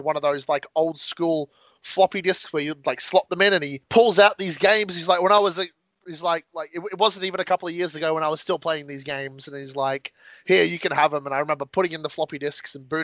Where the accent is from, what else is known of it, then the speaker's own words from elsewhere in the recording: Queensland, Australia; I'm from Queensland